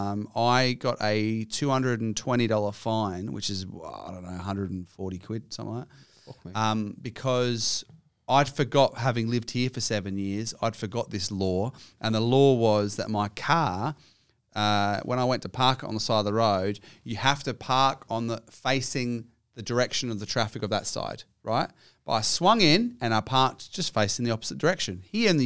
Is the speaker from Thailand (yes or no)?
no; Adelaide, South Australia, Australia; born or raised there; moved away